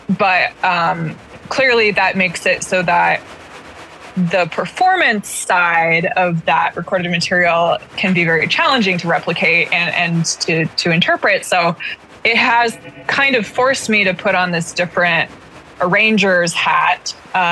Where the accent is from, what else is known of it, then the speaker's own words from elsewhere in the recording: Alameda, California, United States; I grew up in Alameda, California, which is like a former naval base as well